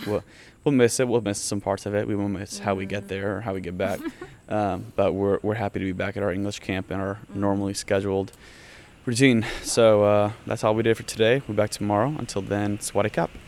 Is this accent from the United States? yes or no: yes; United States; as an American